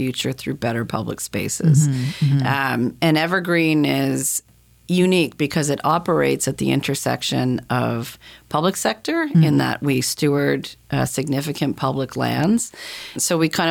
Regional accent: Halifax, Nova Scotia, Canada; I was born and raised in Halifax, went to university here

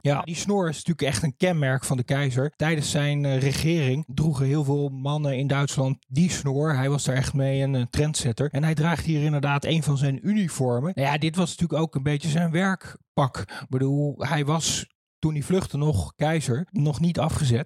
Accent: Doorn, Utrecht, Netherlands; Ik ben in Doorn geboren en dan groei je op als klein jongetje hier.

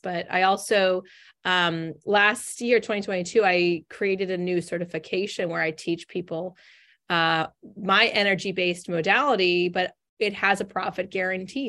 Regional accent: Northern California, United States; now in Boston, United States; I grew up in Northern California, moved three thousand miles away to Boston, Massachusetts

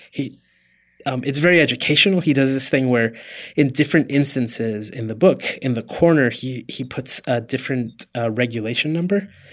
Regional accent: Puerto Rico; moved away; I was born in Puerto Rico.

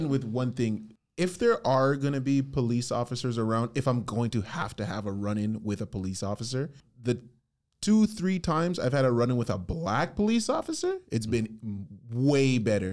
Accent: Canada; speaking as a Canadian

